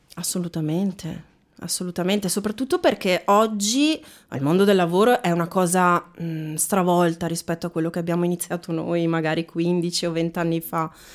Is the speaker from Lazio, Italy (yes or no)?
no; Veneto, Italy; moved away as an adult; now in Bergamo, Italy; io sono, ci tengo a dirlo, sono veneta. Oh. Veneta di origini, bergamasca.